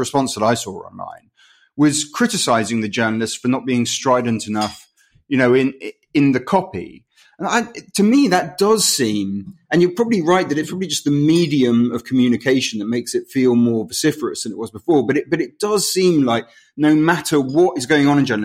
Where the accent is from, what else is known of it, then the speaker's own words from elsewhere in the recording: London, United Kingdom; as a Londoner